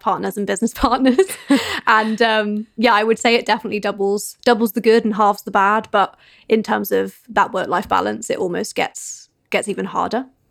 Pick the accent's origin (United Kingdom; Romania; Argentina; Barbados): United Kingdom; we're British.